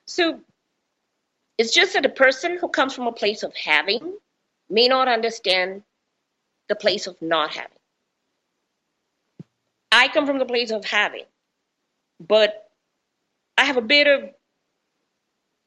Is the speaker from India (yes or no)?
yes; India; moved away; also born or lived in United States; coming from India